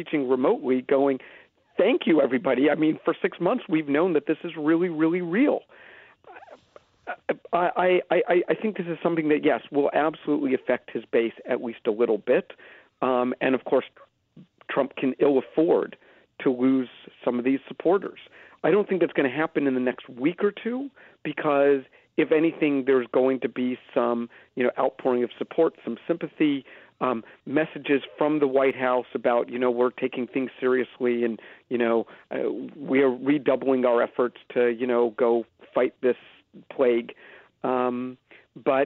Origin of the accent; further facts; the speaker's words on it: Philadelphia, Pennsylvania, United States; now in Canada; I am an American. I grew up in Philadelphia.